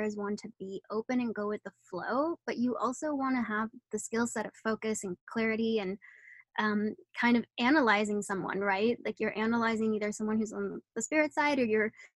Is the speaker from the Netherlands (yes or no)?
yes; Netherlands; moved away; I'm originally from the Netherlands